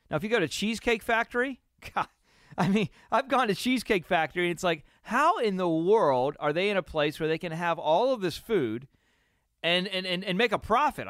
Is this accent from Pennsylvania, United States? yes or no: yes; Pennsylvania, United States; growing up in Pennsylvania, where you know I'm growing up in Pennsylvania, and it's a beautiful area